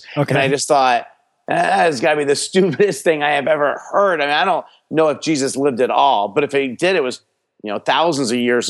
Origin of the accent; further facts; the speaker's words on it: Miami, Florida, United States; born there; also born or lived in New Jersey / New York; I was born in Miami, Florida, and then I moved around a lot. I moved from Florida to New Jersey, back to Florida, and then to upstate New York.